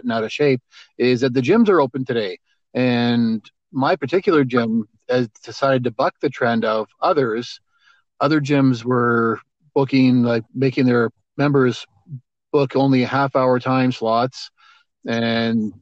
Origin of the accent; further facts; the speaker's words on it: Alberta, Canada; I grew up in Alberta